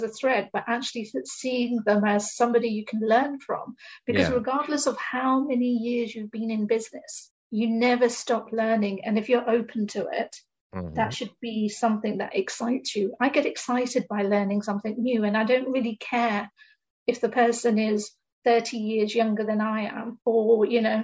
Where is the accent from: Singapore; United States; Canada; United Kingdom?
United Kingdom; my personal background is that I'm an Indian woman in the UK, and growing up, there's certain expectations that you have